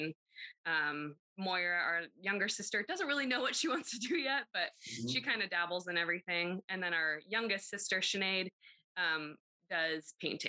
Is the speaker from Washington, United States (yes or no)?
yes; Pasco, Washington, United States; Yes, we were. Yep.